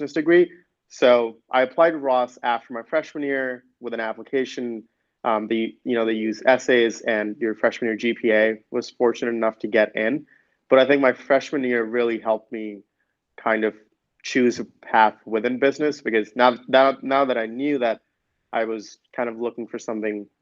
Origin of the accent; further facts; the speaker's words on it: Delhi, India; moved away as an adult; also born or lived in Michigan; coming from Delhi.